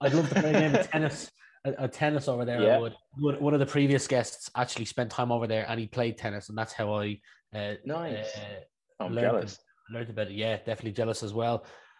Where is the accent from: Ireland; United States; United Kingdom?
Ireland; also born or lived in Leicestershire; I was born in England myself. I was born in Leicestershire, but my parents moved back to Ireland when I was 2 years old, but spent a lot of time in Birmingham and London as of late.